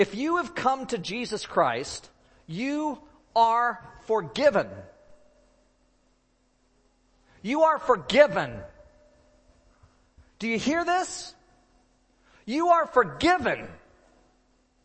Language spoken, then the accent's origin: English; Oregon, United States; moved away; Robin and I grew up in Oregon.